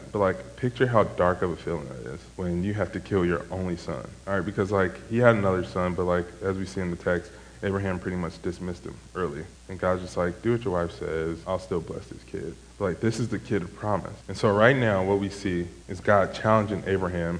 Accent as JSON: {"language": "English", "town": "Chicago", "region": "Illinois", "country": "United States", "said": "I am from Chicago"}